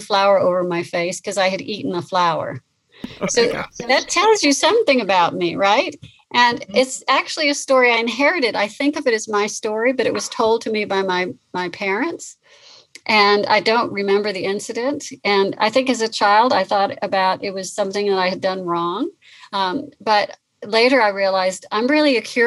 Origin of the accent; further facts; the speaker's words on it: California, United States; I grew up in California on the coast.